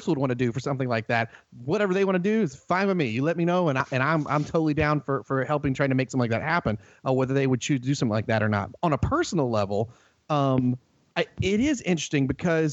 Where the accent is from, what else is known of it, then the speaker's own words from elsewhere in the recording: North Carolina, United States; accent: Southern; we lived out in the boonies in North Carolina. So it was next to the woods. Boy, see when I said that, how thick my Southern accent got just then?